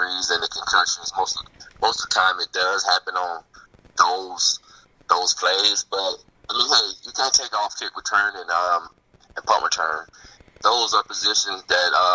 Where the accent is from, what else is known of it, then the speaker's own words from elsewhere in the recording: Opelika, Alabama, United States; I'm from Opelika, Alabama. Actually, the high school I went to was Beauregard High School.